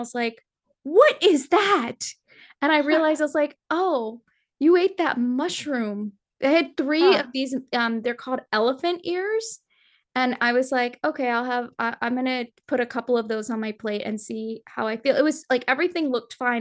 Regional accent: Nepal; moved away; I'm from Nepal and Hinduism is a very like, it's like the number one, the major religion of Nepal. So I grew up with what I thought was just like all of these gods

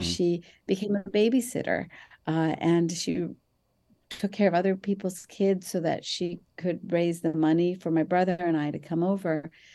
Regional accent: Mumbai, Maharashtra, India; I was born in Bombay, India, to very conservative Muslim parents

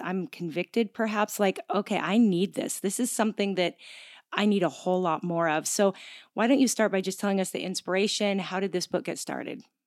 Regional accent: Gig Harbor, Washington, United States; moved away; Gig Harbor is my hometown

